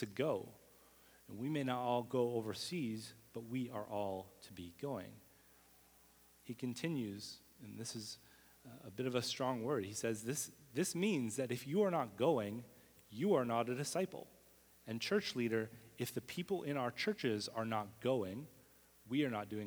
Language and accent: English; Winnipeg, Manitoba, Canada; moved away as an adult; now in Montreal, Canada; someone had just moved to my hometown, Winnipeg, and started a church plant.